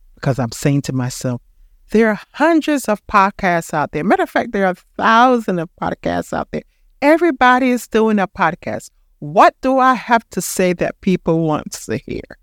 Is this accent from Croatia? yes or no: no; Panama; moved away; I'm from Panama.